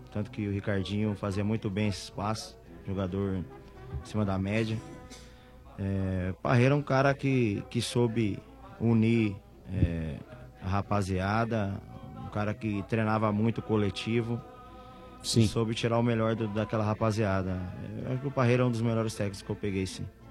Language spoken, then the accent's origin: Portuguese; Ribeirão Preto, São Paulo, Brazil; now in Salvador, Brazil; sou de Ribeirão Preto